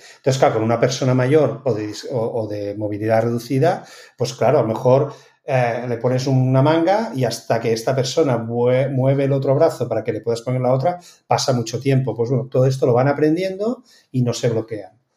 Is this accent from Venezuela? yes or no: no; Spain; now in Netherlands; poder volver a España